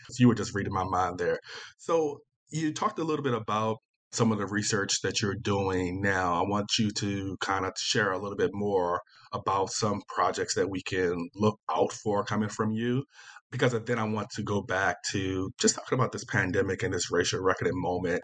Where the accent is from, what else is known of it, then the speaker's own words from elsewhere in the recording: Virginia, United States; I'm from Virginia, so I'm, you know, consider myself Southern as well